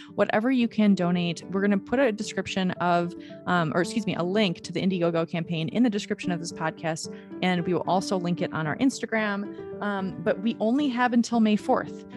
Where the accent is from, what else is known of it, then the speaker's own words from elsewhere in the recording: Michigan, United States; the town that I grew up in in Michigan is pretty much almost exclusively Catholic